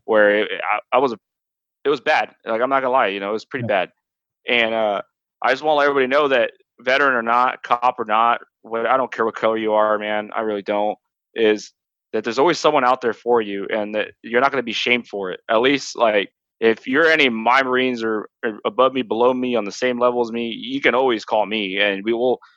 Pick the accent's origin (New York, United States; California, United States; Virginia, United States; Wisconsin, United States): California, United States; Turlock; born or raised there